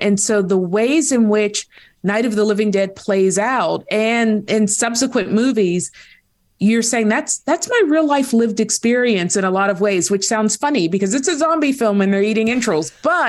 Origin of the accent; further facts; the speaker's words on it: Pittsburgh, Pennsylvania, United States; I was born and raised in Pittsburgh, Pennsylvania.